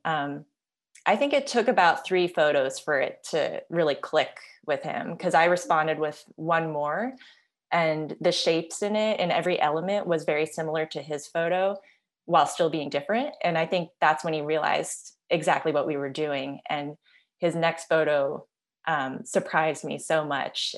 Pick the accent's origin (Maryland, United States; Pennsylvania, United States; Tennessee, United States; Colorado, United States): Maryland, United States; Silver Spring; now in Los Angeles, United States; Now I'm in Los Angeles, and dad is still in the same house where I grew up in Silver Spring, Maryland